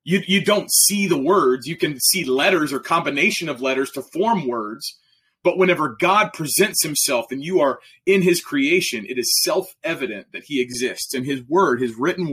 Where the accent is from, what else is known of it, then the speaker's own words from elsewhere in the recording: Oklahoma, United States; I'm from Oklahoma